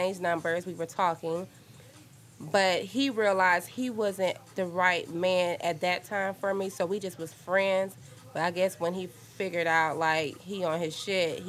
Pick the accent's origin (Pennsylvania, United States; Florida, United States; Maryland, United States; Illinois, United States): Florida, United States; Miami; moved away; I'm from Miami. Florida